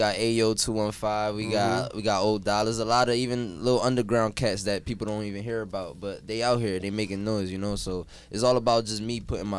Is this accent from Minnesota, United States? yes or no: no; Philadelphia, Pennsylvania, United States; also born or lived in Connecticut; I actually moved to the Badlands when I was like what, 10, yeah, like 9, 10